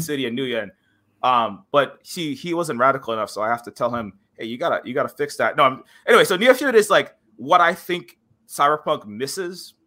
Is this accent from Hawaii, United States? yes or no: yes; Hawaii, United States; I'm native Hawaiian